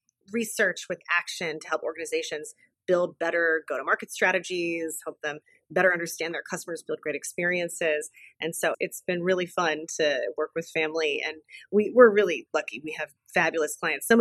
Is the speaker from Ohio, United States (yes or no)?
yes; Columbus, Ohio, United States; moved away as an adult; also born or lived in Boston / Washington, District of Columbia, United States / California; Grew up as Jonathon's older sister in Columbus, Ohio